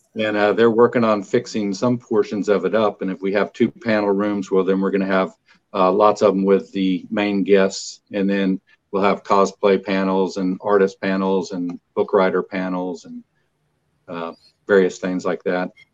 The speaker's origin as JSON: {"language": "English", "town": "Kilgore", "region": "Texas", "country": "United States", "said": "I was from Kilgore"}